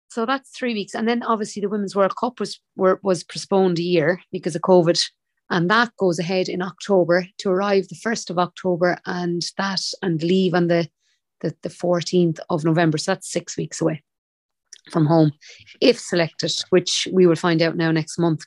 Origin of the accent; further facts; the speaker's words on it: Limerick, Munster, Ireland; I'm from Limerick City, a proud Limerick woman